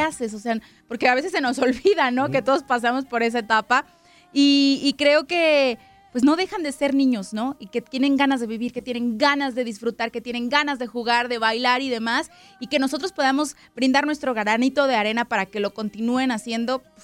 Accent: Mexico; Yo soy mexicana.

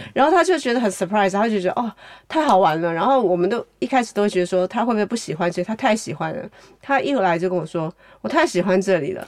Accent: Taiwan; moved away as an adult; also born or lived in New York, United States; now in Beijing, China; 我是从台湾来的，然后到这个北京的这个村，村庄里面

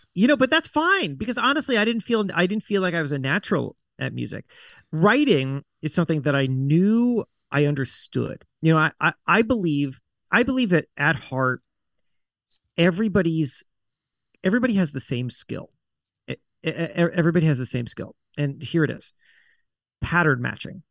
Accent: South Florida, United States; I grew up in South Florida

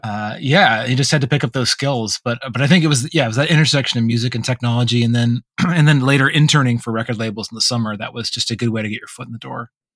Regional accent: Vermont, United States; moved away; in Vermont, there wasn't a lot of alternatives

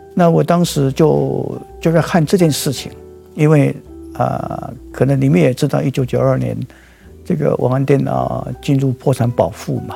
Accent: Changhua County, Taiwan; 我是来自一个彰化的一个农家子弟

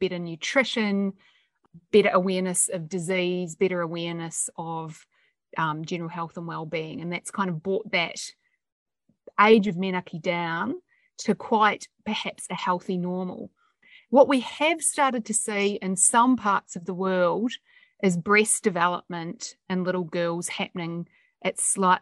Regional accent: New Zealand; now in Australia; I'm a New Zealander. I grew up in New Zealand, and we're very pragmatic

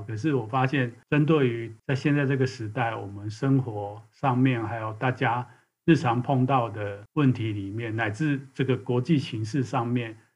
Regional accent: Taiwan; 是从小就在台湾长大，成长的人

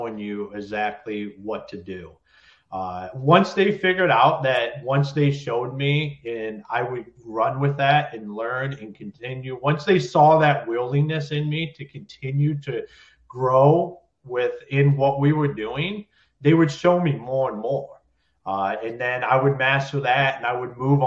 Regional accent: Ohio, United States; moved away as an adult; now in Michigan, United States; I'm originally from Ohio

